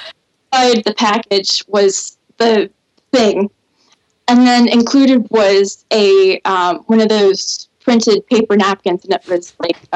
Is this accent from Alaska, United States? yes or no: yes; Alaska, United States; also born or lived in North Carolina; now in Maine, United States; So I was born in Alaska and bounced between there and North Carolina. And then I chose Maine because it's the Alaska of the East Coast.